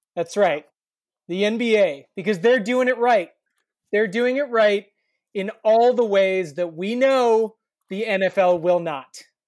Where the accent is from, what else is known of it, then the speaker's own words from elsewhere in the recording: Kansas, United States; I'm from Kansas